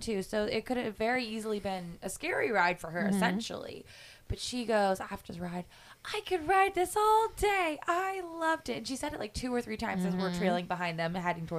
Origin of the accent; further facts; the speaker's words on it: East Coast, United States; I grew up on the East Coast, and my home park is Disney World.